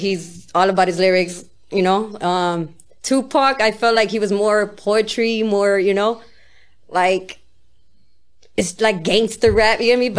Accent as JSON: {"language": "English", "region": "West Coast", "country": "United States", "said": "I guess I got more skills listening to East Coast, but I'm from the West, you get me?"}